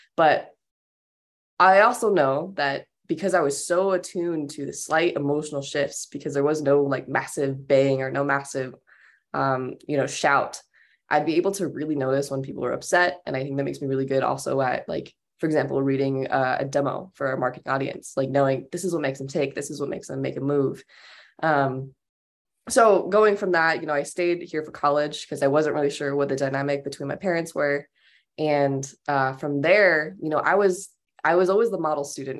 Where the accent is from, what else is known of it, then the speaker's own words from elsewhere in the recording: Pueblo, Colorado, United States; I was born in Pueblo, Colorado in nineteen ninety-nine, and, um, I've never left Pueblo